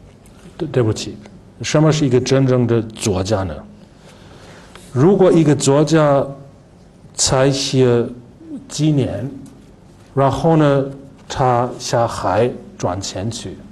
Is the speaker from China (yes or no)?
no; Germany; Chinese is a second language; 他的思想保守，但是呢，他会给我们德国人带来一些完全新的东西。